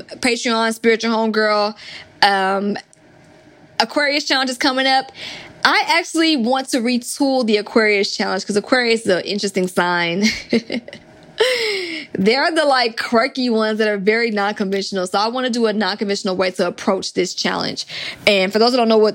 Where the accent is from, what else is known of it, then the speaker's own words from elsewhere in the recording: Atlanta, Georgia, United States; I'm from Atlanta